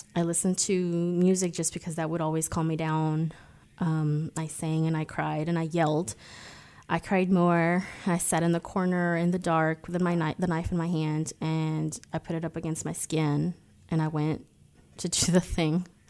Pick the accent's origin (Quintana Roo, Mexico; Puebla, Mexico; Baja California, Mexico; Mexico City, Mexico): Quintana Roo, Mexico; Cancun; moved away; also born or lived in United States; I was born in Mexico. Cancun to be exact